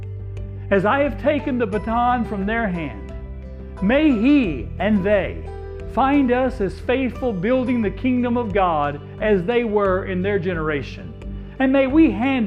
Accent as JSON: {"language": "English", "town": "Coweta", "region": "Oklahoma", "country": "United States", "tie": "born or raised there", "also_born_or_lived": "Hobart, Indiana / Palatka, Florida / Winter Garden, Florida / Chattanooga, Tennessee", "moved": "as an adult", "said": "growing up in Coweta, Oklahoma"}